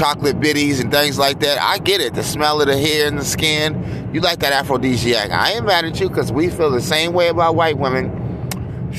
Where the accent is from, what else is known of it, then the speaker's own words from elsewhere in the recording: United States; I just love being America, being American. I love my country